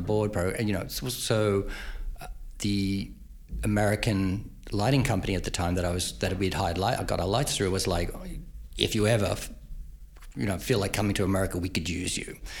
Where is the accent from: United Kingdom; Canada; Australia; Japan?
Australia; Queensland; moved away as an adult; now in United States; I grew up in Queensland, Northern Australia